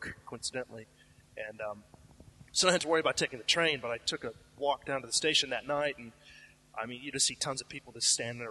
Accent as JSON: {"language": "English", "region": "Illinois", "country": "United States", "moved": "yes", "lives_now": "Japan", "said": "I'm from Illinois, so, you know, Midwest."}